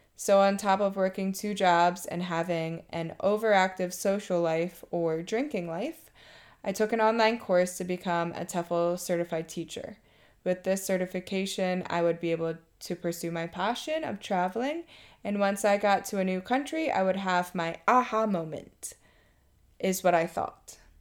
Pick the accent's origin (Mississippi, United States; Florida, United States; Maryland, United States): Maryland, United States; moved away as an adult; now in Thailand; I'm from Maryland and have been living in Thailand for two and a half years.